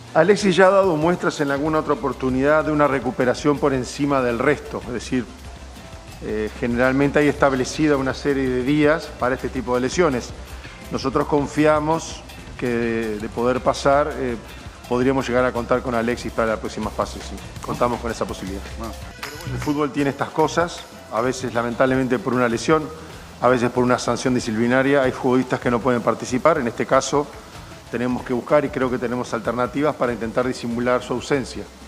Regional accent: Uruguay; yo soy uruguayo

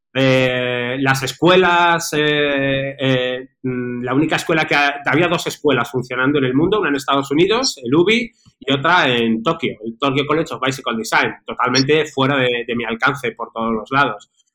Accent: Madrid, Community of Madrid, Spain; ahora, resido en Madrid, soy original también de Madrid.

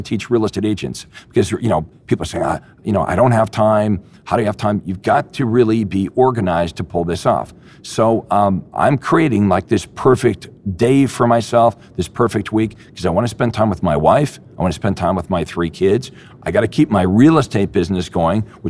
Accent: Toronto, Ontario, Canada; my hometown in Toronto

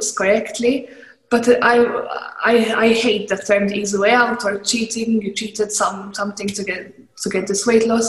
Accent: Malta; I'm from Malta. We have big families

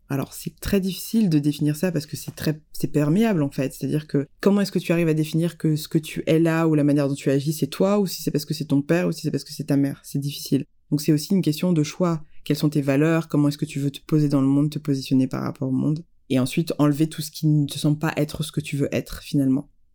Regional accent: France; je suis née en France

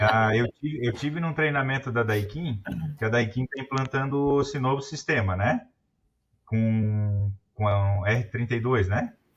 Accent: Brusque, Santa Catarina, Brazil; Eu sou de Brusque, Santa Catarina.

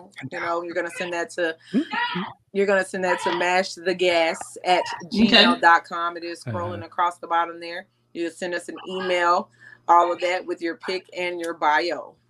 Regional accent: Cedar Hills, Texas, United States; I'm from Cedar Hills.

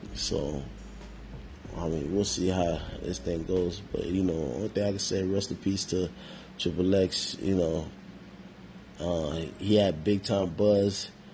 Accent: New York, United States; me growing up in New York

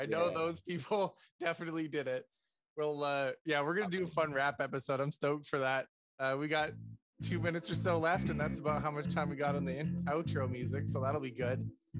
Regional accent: Canada; That's a good thing about being a Canadian Cowboys fan.

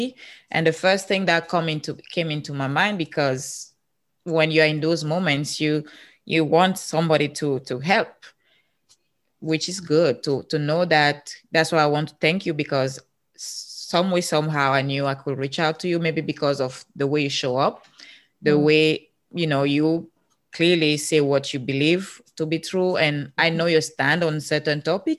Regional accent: Cameroon; English is a second language; moved away as an adult; now in United States; I'm from Africa.

